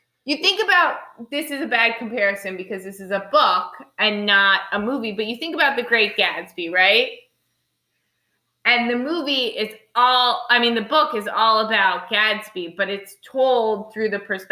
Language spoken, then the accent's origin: English; United States; we as Americans